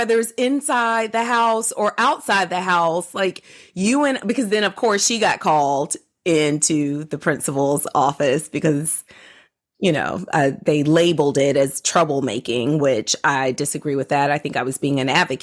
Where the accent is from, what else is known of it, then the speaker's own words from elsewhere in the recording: Georgia, United States; I grew up in the South. I grew up in Georgia